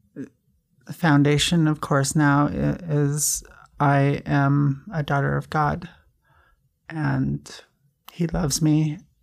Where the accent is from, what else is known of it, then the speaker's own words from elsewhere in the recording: Kaysville, Utah, United States; I, I grew up in Kaysville, Fruit Heights, Utah.